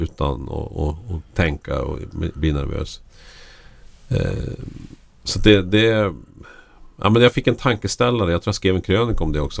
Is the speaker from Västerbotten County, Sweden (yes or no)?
yes; Lycksele, Västerbotten County, Sweden; moved away; jag växte upp i Lycksele där det bodde 7000 människor.